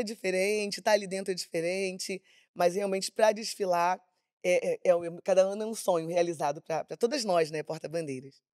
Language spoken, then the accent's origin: Portuguese; Rio de Janeiro, Brazil; also born or lived in Edson Passos, Baixada Fluminense; Eu nasci no Hospital Público Estadual, Marechal Hermes